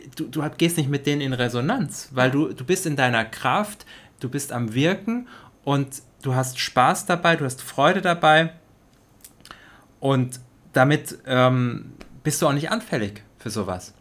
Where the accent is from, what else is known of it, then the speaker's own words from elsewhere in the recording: Germany; in Deutschland auch aufgewachsen zu sein, du zumindest ein Teil deines Lebens, mhm. ich mein komplettes Leben